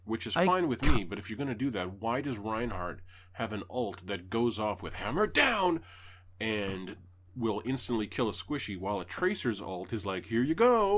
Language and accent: English; Canada; I'm Canadian